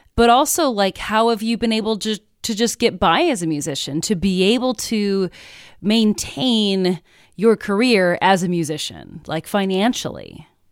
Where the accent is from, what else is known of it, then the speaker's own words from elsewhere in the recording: Midwest, United States; I'm also from the Midwest